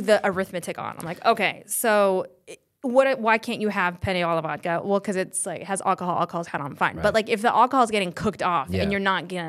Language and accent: English; Colorado, United States; now in Los Angeles, United States; I'm originally from Colorado. Both my parents are Iraqi, but I was born in Colorado. So are my other siblings. And I moved out here.